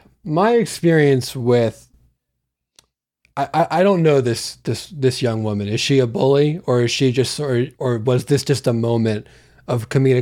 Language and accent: English; Santa Barbara, California, United States; I'm from Santa Barbara, California.